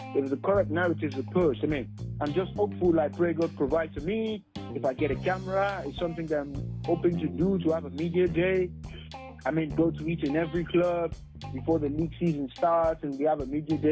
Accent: Nigeria; I'm proud to be a Nigerian

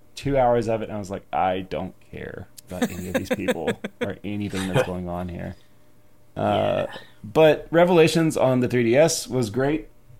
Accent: Arkansas, United States; So I grew up in South Arkansas, and let's just say my parents letting me buy or rent a Resident Evil game in 1996 or 7, that just wasn't happening.

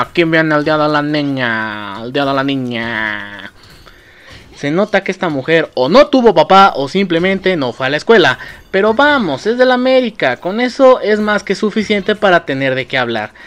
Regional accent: Mexico; nosotros como mexicanos

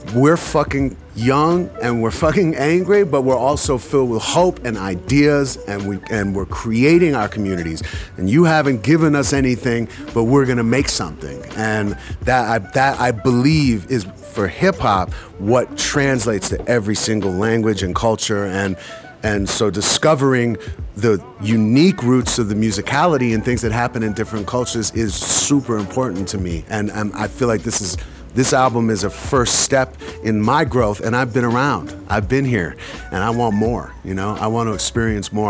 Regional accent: United States

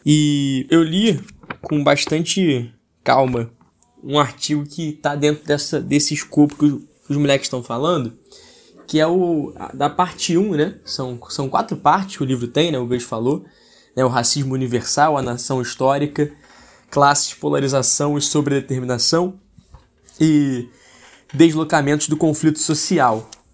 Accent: Brazil; a gente como brasileiro

